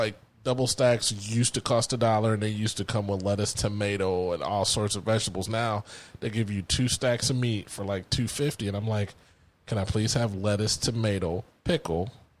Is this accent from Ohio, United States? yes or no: yes; Columbus, Ohio, United States; we're from Columbus, Ohio.